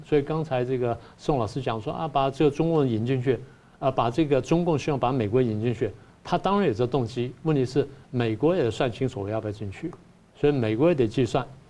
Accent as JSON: {"language": "Chinese", "country": "Taiwan", "said": "我们台湾人"}